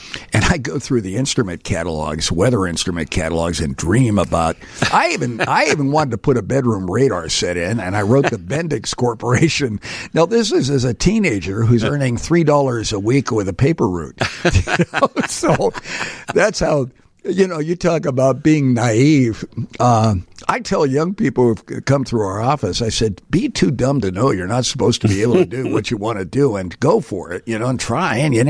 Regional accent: New Jersey, United States; born or raised there; also born or lived in Pittsburgh, Pennsylvania / Aurora, Illinois; now in Chicago, United States

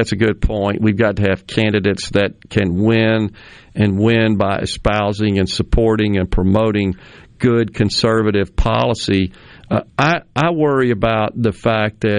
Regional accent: Jackson, Mississippi, United States; having lived in Mississippi all but 6 years of my life, born and raised here

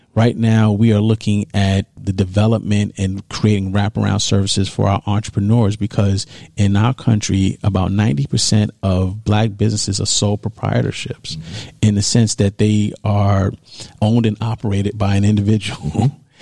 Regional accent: New York City, New York, United States; I grew up in New York. I grew up in Harlem, New York.

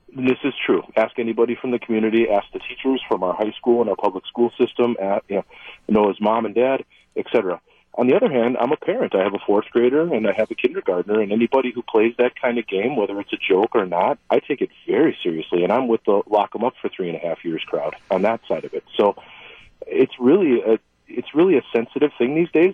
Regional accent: Oostburg, Wisconsin, United States; now in West Bend, United States; I grew up in Oostburg

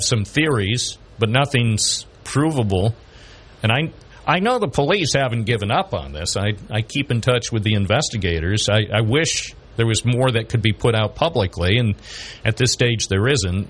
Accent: Binghamton, New York, United States; I was born in Binghamton. I love Binghamton

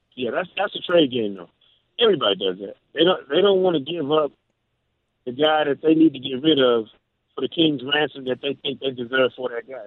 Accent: Michigan, United States; moved away; also born or lived in Mississippi; I'm a Jackson State guy. You know, for college, but born and raised in Michigan, a Michigan fan since birth

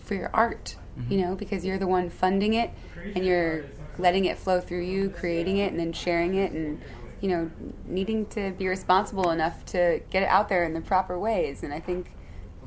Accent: Chicago, Illinois, United States; born or raised there

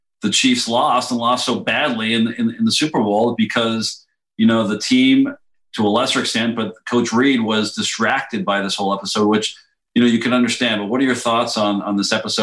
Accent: Montreal, Quebec, Canada; moved away; I'm a dual citizen, but I grew up in Montreal.

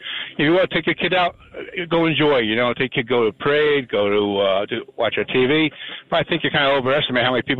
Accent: New Jersey, United States; I'm from North Jersey

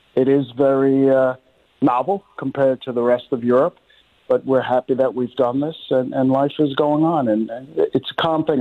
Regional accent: New York, United States; moved away as an adult; now in Sweden; I am from New York. I've lived in Sweden for the last 20 years

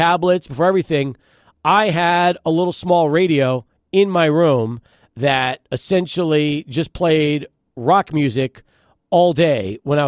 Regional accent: El Paso, Texas, United States; also born or lived in Brooklyn, New York / Long Island, New York; I was born in Brooklyn, lived in Long Island until I was 5, and then we moved to El Paso

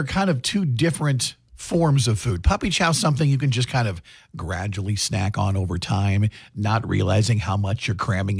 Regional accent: Iowa, United States; I'm obviously lived here all my life.

